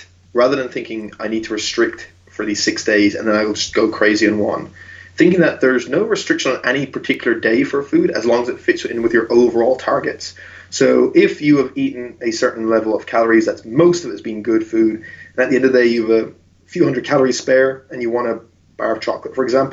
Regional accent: Ireland; also born or lived in outside London, England; I was brought up in Ireland, I was born just outside London

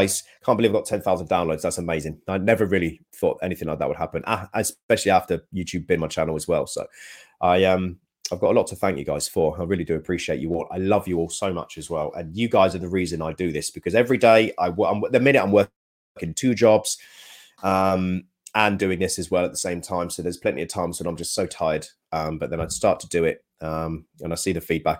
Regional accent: United Kingdom; we're very British

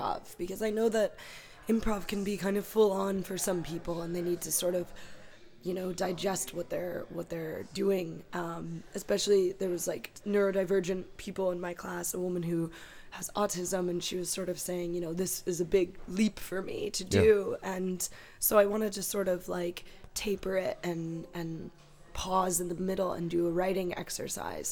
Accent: Cleveland, Ohio, United States; moved away as an adult; also born or lived in Eastern Europe; now in Limerick, Ireland; growing up in Ohio

